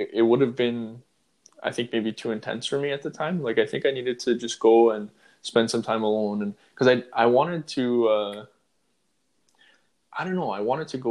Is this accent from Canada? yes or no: yes; Toronto, Ontario, Canada; Toronto, which is my home city, Toronto